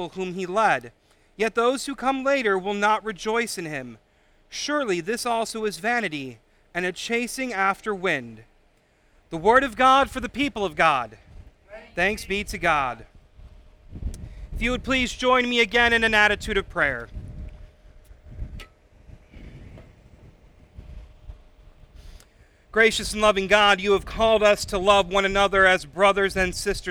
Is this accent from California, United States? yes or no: no; Illinois, United States; now in Michigan, United States; I am from Illinois